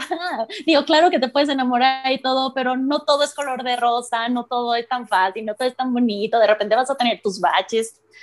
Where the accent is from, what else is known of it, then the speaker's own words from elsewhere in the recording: Mexico City, Mexico; yo soy la única de la Ciudad de México